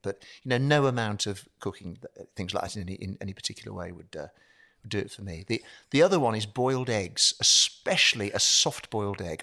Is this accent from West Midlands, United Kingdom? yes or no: yes; Birmingham, West Midlands, United Kingdom; moved away; I'm a Brummie